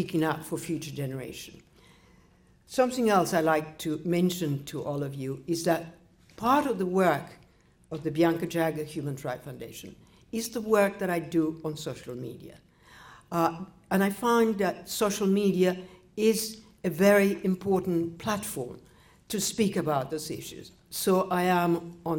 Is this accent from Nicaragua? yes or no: yes; Nicaragua; moved away; I was born in Nicaragua.